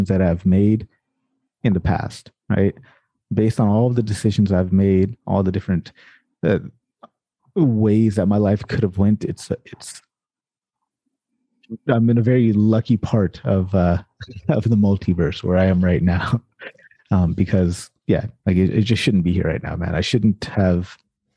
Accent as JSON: {"language": "English", "town": "Sacramento", "region": "California", "country": "United States", "tie": "born or raised there", "said": "I grew up in Sacramento, South Sacramento, California"}